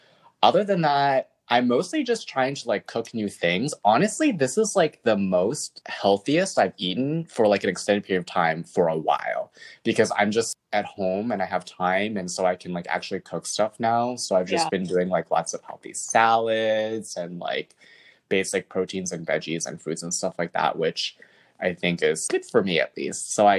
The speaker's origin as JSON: {"language": "English", "region": "California", "country": "United States", "tie": "born there", "said": "I would tell them that my parents are from Taiwan, but I was born in California."}